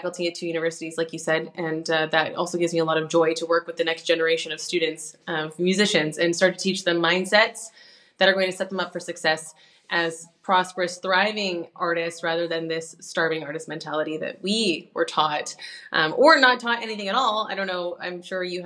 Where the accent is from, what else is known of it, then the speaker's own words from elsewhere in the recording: Canada; moved away as an adult; now in Europe; I'm a Canadian pianist who moved over to Europe 10 years ago